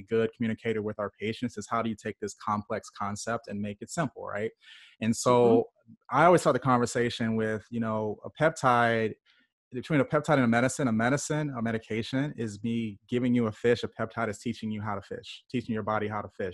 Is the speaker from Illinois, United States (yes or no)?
yes; Illinois, United States; I grew up in Illinois, spent some time at the University of Illinois